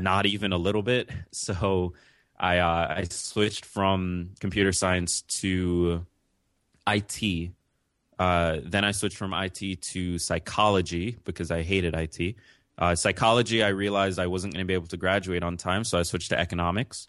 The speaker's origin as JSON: {"language": "English", "town": "New York City", "region": "New York", "country": "United States", "tie": "born or raised there", "also_born_or_lived": "Jamaica", "said": "I'm from New York City"}